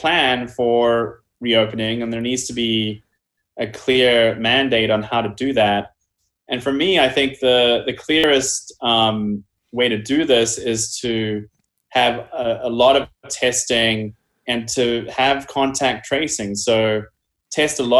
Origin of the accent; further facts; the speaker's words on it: New Zealand; moved away; my home country of New Zealand